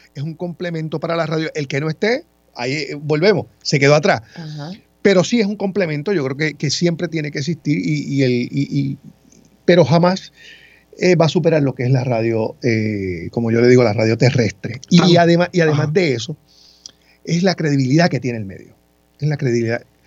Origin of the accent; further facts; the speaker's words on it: Ponce, Puerto Rico; moved away as an adult; also born or lived in Mayagüez; now in San Juan metropolitan area, Puerto Rico; nací en Mayagüez, me crié en Ponce y llevo muchos años en el área metropolitana acá laborando